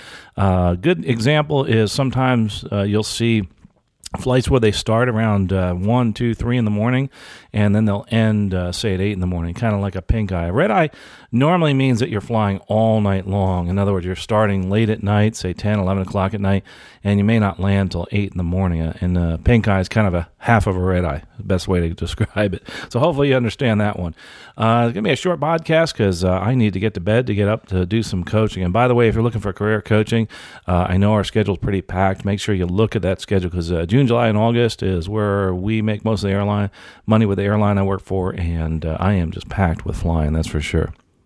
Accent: Canada; I'm a Canadian, and I've been working in my industry for 20 years

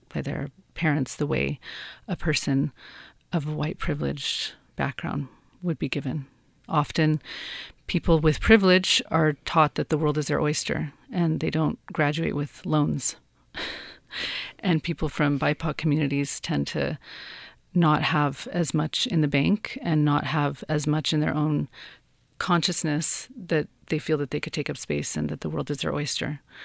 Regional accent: Santa Fe, New Mexico, United States; I am from New Mexico. I'm from Santa Fe

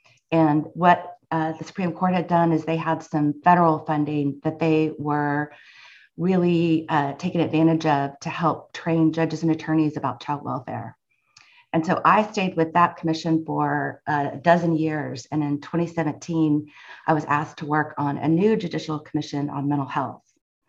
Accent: Weatherford, Texas, United States; also born or lived in Plano, Texas; So I grew up in Plano and in Weatherford, as you said, and that was quite eye-opening, the move from Plano to Parker County in the late 80s.

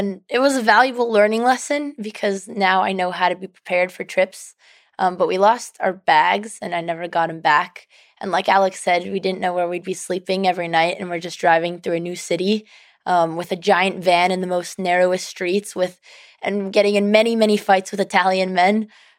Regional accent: Canada; Oh, we're Romanian, but it was like an immigrant neighborhood.

